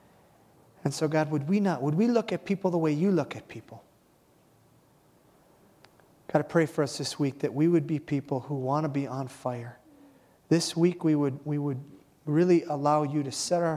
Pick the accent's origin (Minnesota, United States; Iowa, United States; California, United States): Minnesota, United States; Iron Range; I'm from the Iron Range. We have a lot of tough guys up in the Iron Range